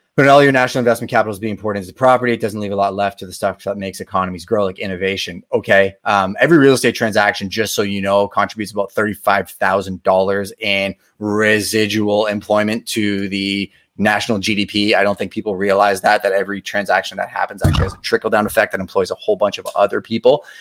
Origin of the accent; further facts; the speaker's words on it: Montreal, Quebec, Canada; I'm from Montreal